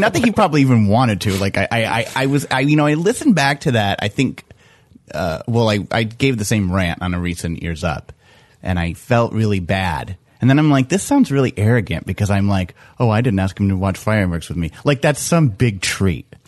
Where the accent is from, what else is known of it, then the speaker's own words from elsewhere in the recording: East Coast, United States; I'm from the East Coast